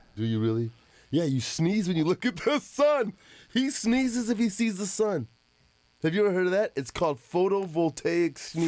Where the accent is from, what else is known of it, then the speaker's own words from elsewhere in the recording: Arizona, United States; We were kids in Arizona